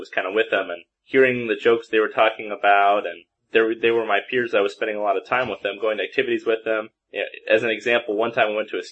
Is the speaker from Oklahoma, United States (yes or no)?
no; Seattle, Washington, United States; I grew up in the Seattle, Washington area, raised in the church, active my whole life